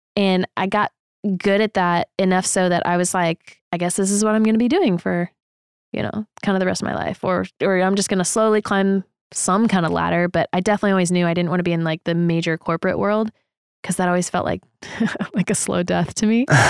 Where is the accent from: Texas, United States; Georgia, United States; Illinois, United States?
Texas, United States; moved away as an adult; also born or lived in Colorado; coming back to my home state.